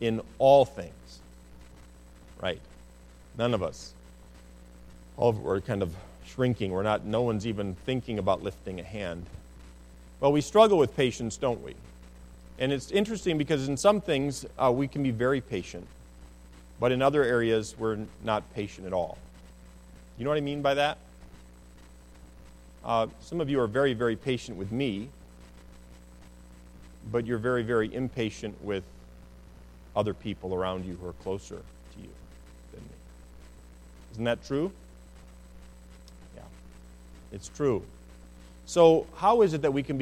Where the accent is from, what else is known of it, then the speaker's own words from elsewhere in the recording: United States; as American citizens